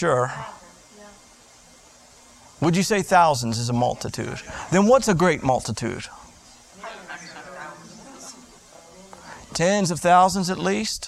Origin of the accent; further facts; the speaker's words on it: South Florida, United States; I grew up in South Florida.